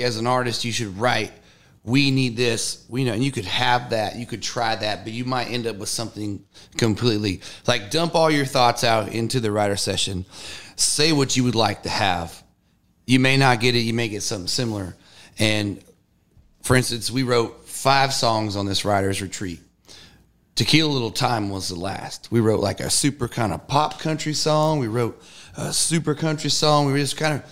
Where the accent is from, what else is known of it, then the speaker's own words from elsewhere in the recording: Northern California, United States; I grew up in Northern California